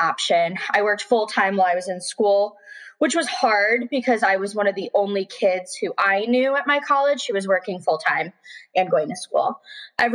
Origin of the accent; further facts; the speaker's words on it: Buffalo, New York, United States; moved away as an adult; now in Richmond, United States; I'd never really left my hometown.